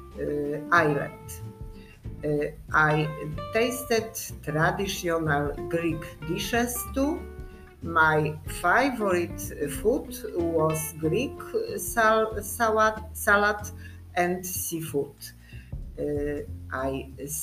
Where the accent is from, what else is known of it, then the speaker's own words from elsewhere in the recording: Poland; English is a second language; I come from Poland.